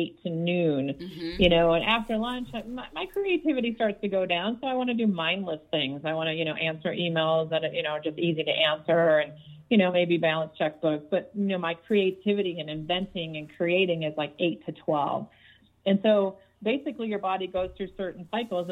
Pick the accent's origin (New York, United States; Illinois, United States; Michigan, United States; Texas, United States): Michigan, United States; Detroit; I grew up in Detroit